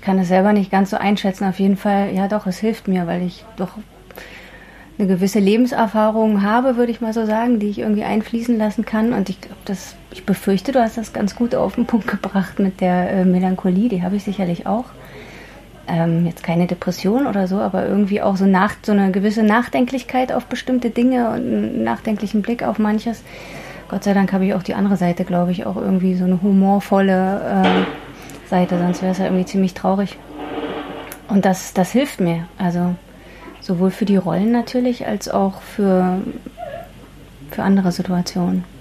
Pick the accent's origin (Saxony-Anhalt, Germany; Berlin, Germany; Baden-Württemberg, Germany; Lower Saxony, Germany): Berlin, Germany; bei uns zu Hause in Ostberlin